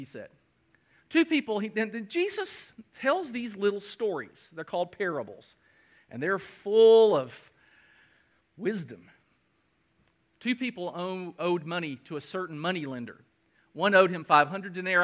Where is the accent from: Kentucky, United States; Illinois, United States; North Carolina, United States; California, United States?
Kentucky, United States; now in South Carolina, United States; I'm from Kentucky and we're all blue bloods